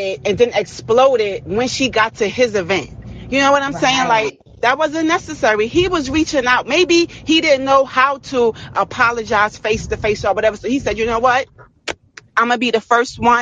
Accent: New York City, New York, United States; accent: East Coast; I'm from Brooklyn

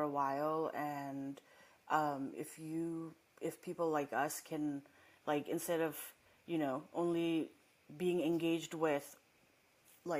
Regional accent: Nepal; also born or lived in Massachusetts, United States; now in Los Angeles, United States; I didn't grow up here. And I grew up in Nepal, and then I came here

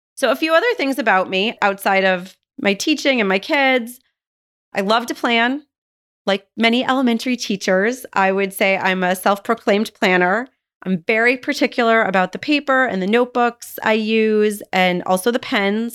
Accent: Buffalo, New York, United States; moved away; I was actually born and raised in Buffalo, New York

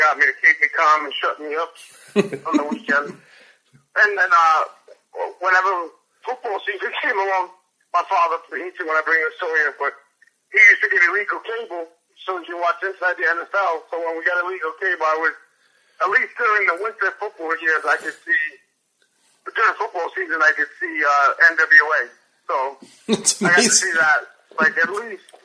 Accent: New York, United States; I'm a New Yorker

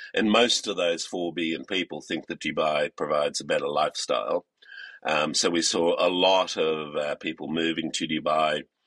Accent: Australia; moved away as an adult; I come from Australia. Uh, I went to school in Australia and uh, university in Australia

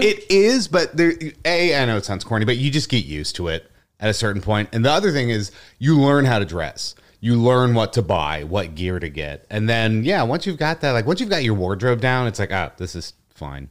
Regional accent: Cincinnati, Ohio, United States; moved away as an adult; also born or lived in Chicago; I was born and raised in Cincinnati, Ohio

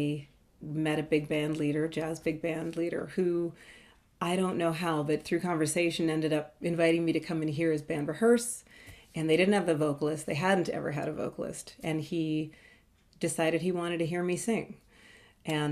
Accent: Toronto, Ontario, Canada; I'm from Toronto, Ontario, Canada

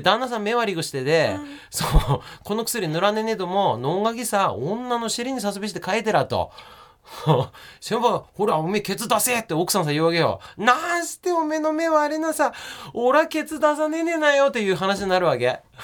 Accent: Yokote, Akita, Japan; accent: Akita dialect; moved away; 私は村出身でしたから横手市三内なんで

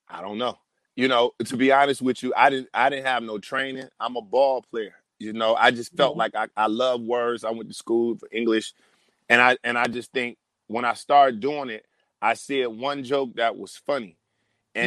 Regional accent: Detroit, Michigan, United States; moved away as an adult; now in Los Angeles, United States; I'm from Detroit, Michigan

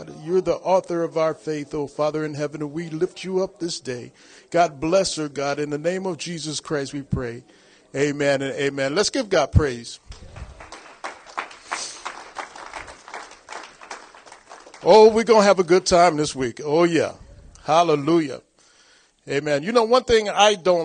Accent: Long Beach, California, United States; moved away as an adult; I was born and raised in Long Beach, California.

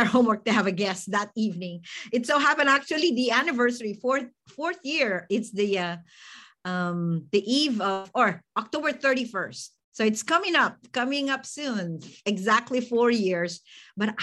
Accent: Philippines; moved away as an adult; now in United States; I'm actually an immigrant from the Philippines. And so, you know, I'm very Filipino.

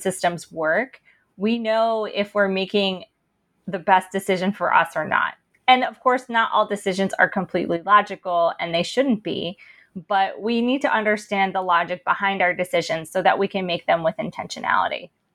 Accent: Princeton, New Jersey, United States; growing up in Princeton and attending elite colleges

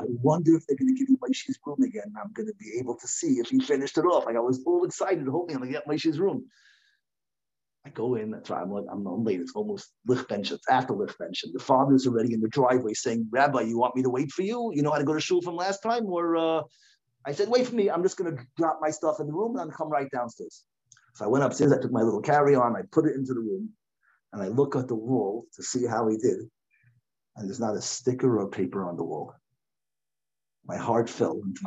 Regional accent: United States; now in Lakewood, United States; I grew up in Washington

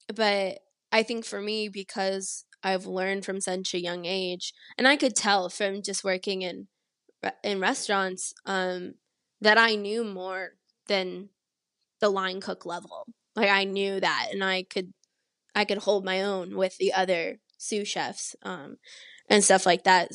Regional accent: San Antonio, Texas, United States; also born or lived in Pittsburgh; I'm originally from San Antonio, Texas, and I grew up mostly there

